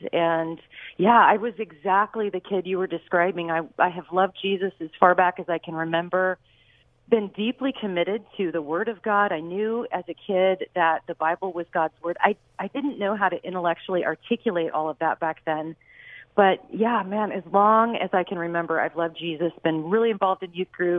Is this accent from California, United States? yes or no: yes; Los Angeles, California, United States; moved away as an adult; I grew up in the San Fernando Valley and Northridge and Chatsworth, and haven't been there since about 1999. I mean, I haven't lived there at least since then, but yep, that's where I was born and raised.